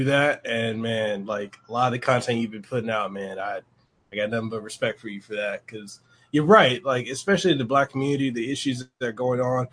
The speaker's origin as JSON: {"language": "English", "town": "Memphis", "region": "Tennessee", "country": "United States", "tie": "born or raised there", "said": "I grew up in Memphis"}